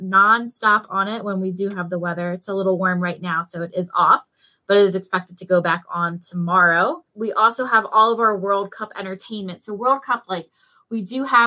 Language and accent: English; New Jersey, United States; moved away; I'm originally from New Jersey